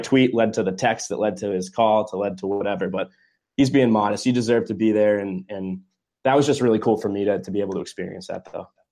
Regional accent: New England, United States; I'm obviously from New England

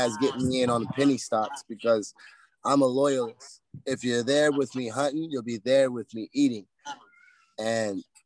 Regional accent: United States; I'm American

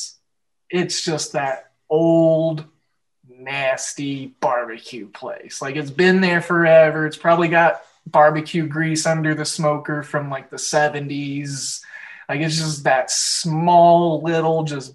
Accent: Oklahoma, United States; moved away; also born or lived in Kansas City; I grew up in Oklahoma

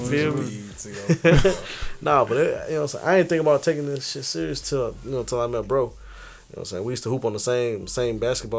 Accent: Harvey, Illinois, United States; born and raised in Harvey

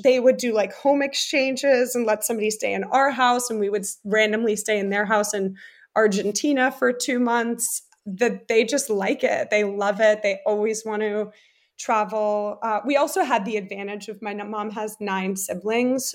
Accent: New Jersey, United States; also born or lived in Germany; I was born in America and then I did third grade and part of fourth grade in Germany and then moved to New Jersey

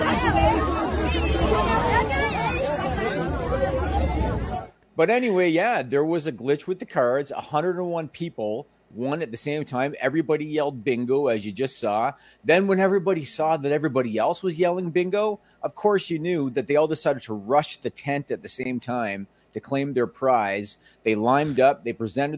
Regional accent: Canada; I am Canadian

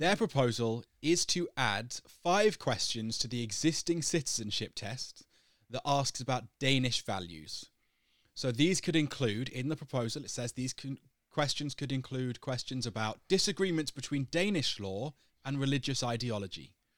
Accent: United Kingdom; moved away as an adult; now in Denmark; I'm British. I've lived in Denmark for a while

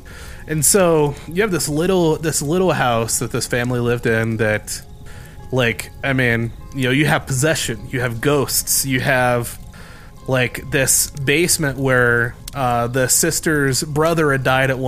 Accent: Indiana, United States; We're from Indiana. And this is from Gary, Indiana.

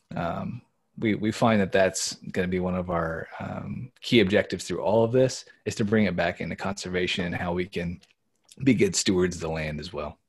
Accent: Indiana, United States; moved away as an adult; now in Pennsylvania, United States; we grew up in Indiana

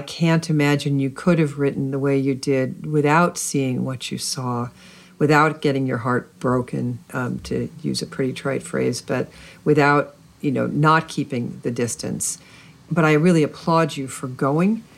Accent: United States; growing up in America when I did

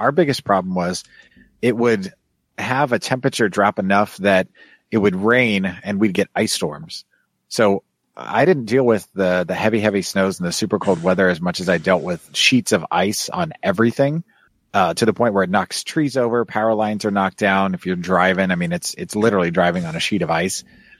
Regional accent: Kansas City, United States; also born or lived in Chicago; now in Houston, United States; Well, I grew up in Kansas City, and we there's a lot of hills there. It's not real flat, at least in Kansas City proper.

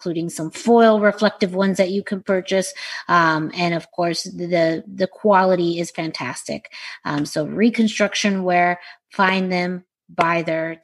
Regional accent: Southwest, United States; kid growing up in the Southwest

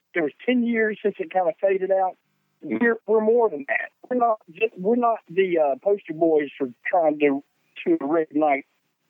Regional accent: the South, United States; for us, it basically meant we're from the South and we're proud of it.

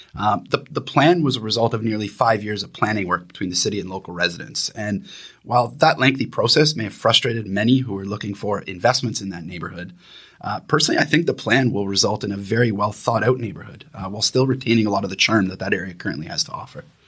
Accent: Niagara area of Southern Ontario, Canada; moved away as an adult; now in Vancouver, Canada; I'm originally from Niagara area of Southern Ontario. Uh, however, I've lived in Vancouver for the past fourteen years

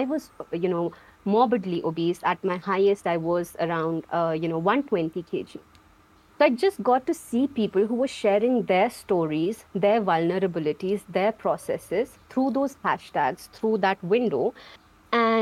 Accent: Jammu and Kashmir, India; I am from Jammu Kashmir, India.

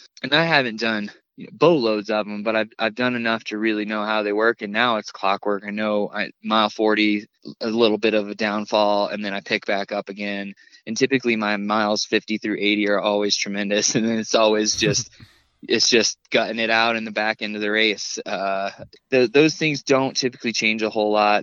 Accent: Indiana, United States; moved away; I grew up in Indiana and spent all my summers in North Carolina with my grandparents

